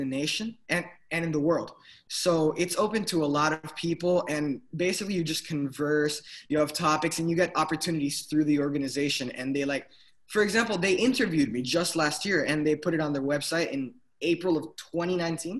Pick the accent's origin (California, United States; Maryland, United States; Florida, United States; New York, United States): Florida, United States; Miami; I'm from Miami, Florida